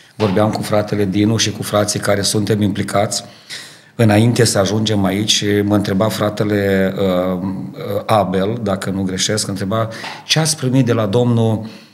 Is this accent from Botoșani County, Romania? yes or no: yes; Dorohoi, Botoșani County, Romania; moved away as an adult; now in Ardooie, Belgium; Eu sunt originar din Dorohoi, România